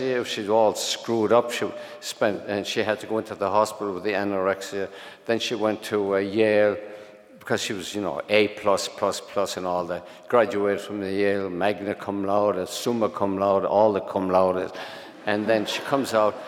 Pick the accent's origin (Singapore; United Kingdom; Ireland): Ireland; moved away as an adult; also born or lived in Brooklyn, New York; now in New York, United States; That was the Ireland I grew up in, which, as it was, poverty stricken and priest ridden